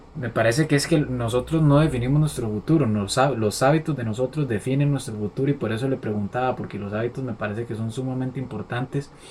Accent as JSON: {"language": "Spanish", "country": "Costa Rica", "said": "en Costa Rica tenemos como la maña"}